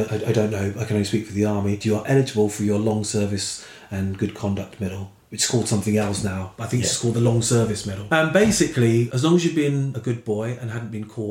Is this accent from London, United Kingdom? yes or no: yes; Croydon, London, United Kingdom; I'm from Croydon